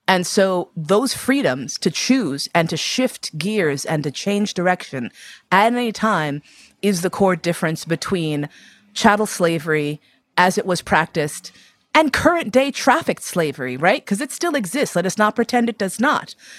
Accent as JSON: {"language": "English", "country": "United States", "said": "my blackness as an American person"}